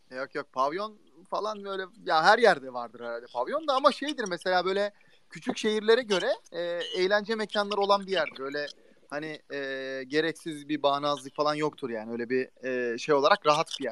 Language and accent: Turkish; Uşak Province, Turkey; Yani Uşaklıyım ben, memleketim